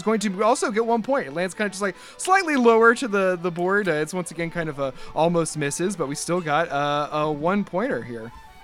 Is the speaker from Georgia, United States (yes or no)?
no; Delaware, United States; born there; I'm here to say I was born in Delaware in 1982.